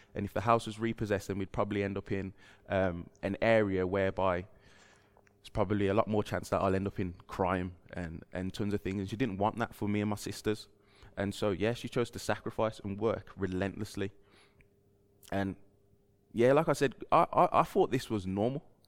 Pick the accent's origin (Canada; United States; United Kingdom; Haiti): United Kingdom; moved away; I grew up down the road just in Albury, just past the, well, right by the M five, uh, junction where Toys R Us used to be